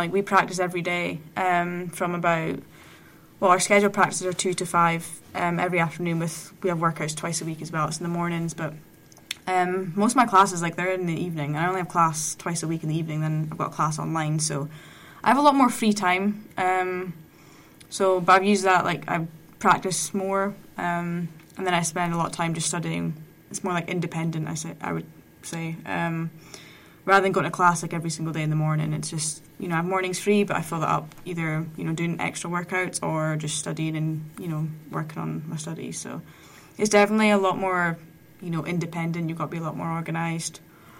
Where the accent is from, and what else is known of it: Scotland, United Kingdom